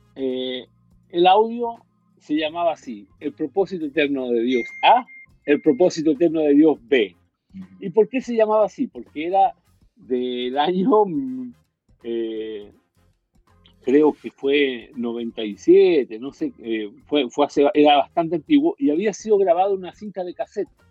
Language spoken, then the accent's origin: Spanish; Chile; moved away as an adult; also born or lived in Miami, United States; cuando yo me fui de Chile